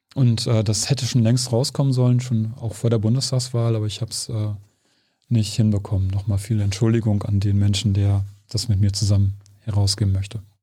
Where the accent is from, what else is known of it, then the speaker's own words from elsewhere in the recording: Germany; als Deutscher